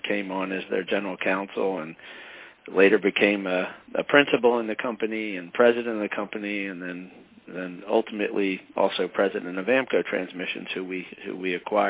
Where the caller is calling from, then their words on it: Hamilton, New Jersey, United States; I'm calling from Hamilton, New Jersey, which is actually just outside of Philadelphia.